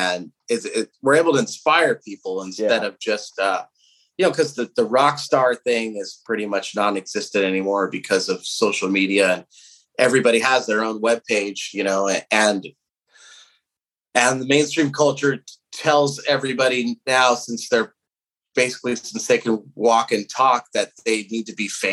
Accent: Southern California, United States; we come from Southern California, where we've been dominated by punk and hardcore, especially the town that we came from

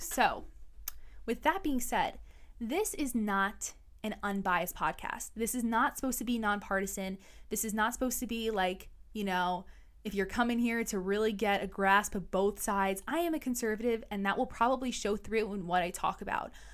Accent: New York City, New York, United States; I was born and raised in New York City

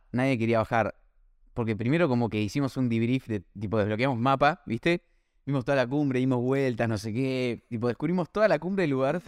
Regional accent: Buenos Aires, Argentina; nosotros somos de Buenos Aires

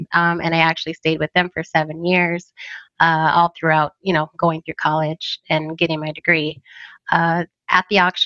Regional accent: Phoenix, Arizona, United States; also born or lived in Tempe; So I am a native of Arizona. I was born in Phoenix

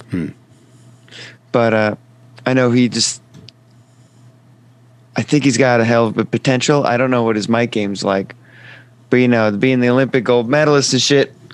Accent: Canada; What, but I'm Canadian.

